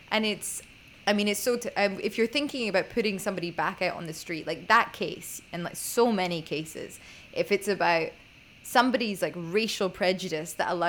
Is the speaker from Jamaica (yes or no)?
no; Scotland, United Kingdom; I was raised in Scotland